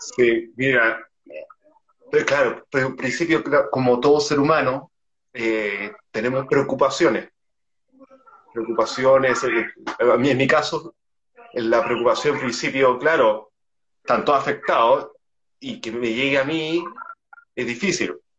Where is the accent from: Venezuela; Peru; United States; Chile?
Chile; tengo 28 años, soy de Chile